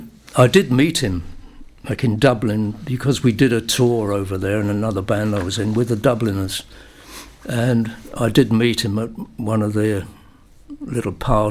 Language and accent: English; London, United Kingdom; also born or lived in Aberdeen; I was born in Aberdeen, but brought up in a place called Acton in London.